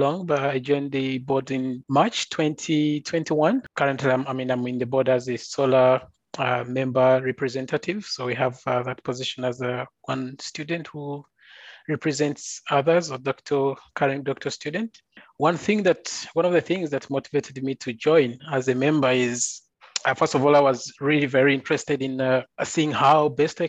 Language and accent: English; Uganda; moved away as an adult; also born or lived in Adelaide, Australia; now in Oslo, Norway; I'm currently a doctoral research student at the University of Oslo in Norway, but I'm originally from Uganda